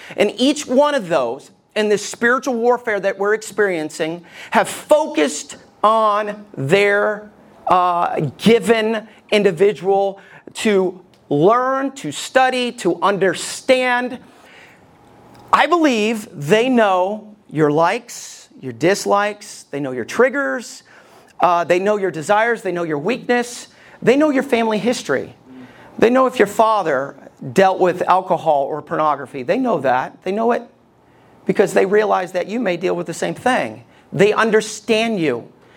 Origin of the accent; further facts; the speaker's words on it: Alabama, United States; Ever since I was a kid and growing up in Alabama